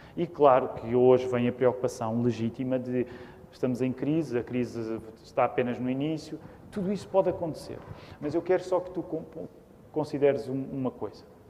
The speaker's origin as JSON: {"language": "Portuguese", "country": "Portugal", "said": "somos portugueses."}